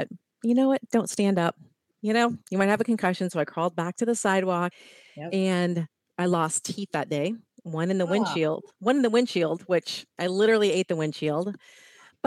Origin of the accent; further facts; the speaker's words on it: Ohio, United States; now in California, United States; I grew up in Ohio